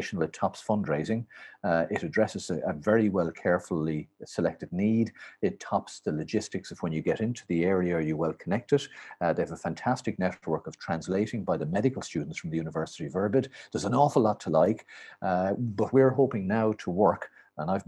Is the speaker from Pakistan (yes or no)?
no; Ireland; when I was growing up, we were all incredibly boring, I'm afraid, white, Catholic